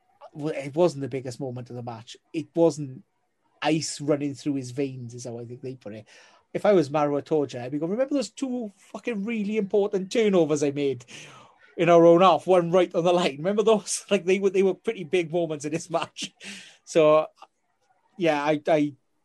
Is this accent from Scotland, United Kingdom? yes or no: no; Wales, United Kingdom; as a Welshman